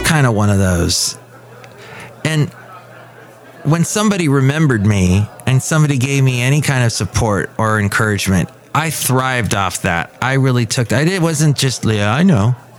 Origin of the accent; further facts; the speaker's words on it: Southern California, United States; now in Bay Area, United States; growing up in Southern California